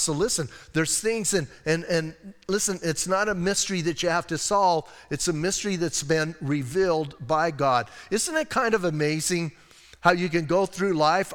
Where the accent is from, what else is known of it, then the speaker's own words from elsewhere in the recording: Bisbee, Arizona, United States; I'm from Bisbee.